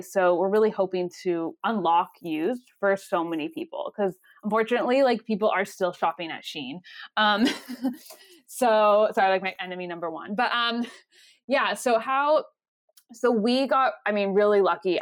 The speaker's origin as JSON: {"language": "English", "town": "Los Angeles", "region": "California", "country": "United States", "tie": "born or raised there", "moved": "as an adult", "said": "I'm originally from Los Angeles, California, and I grew up"}